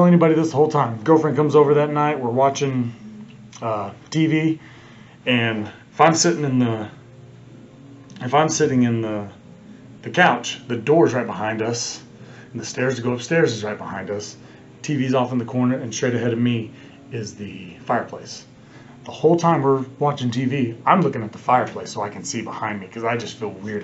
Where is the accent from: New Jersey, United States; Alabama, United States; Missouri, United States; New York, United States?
Missouri, United States; Kansas City; I'm from Kansas City